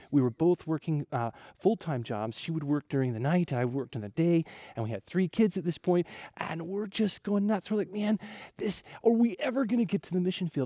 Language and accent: English; Ohio, United States; moved away as an adult; now in Wamena, Indonesia; I grew up in Ohio